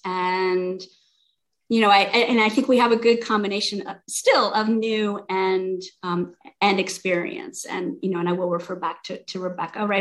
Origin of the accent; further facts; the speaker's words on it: South Carolina, United States; moved away as an adult; also born or lived in Bay Area, California / Portland, Oregon / San Jose, California; now in Santa Barbara, United States; I'm from South Carolina originally.